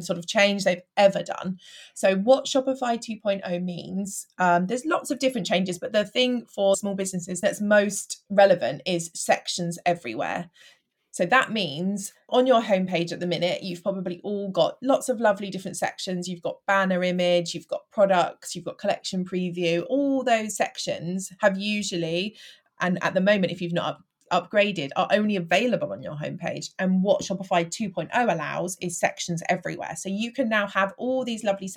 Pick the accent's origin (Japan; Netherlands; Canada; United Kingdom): United Kingdom; Bedfordshire, East of England; now in Hampshire, United Kingdom; I am originally from Bedfordshire and I now live down on the coast in Hampshire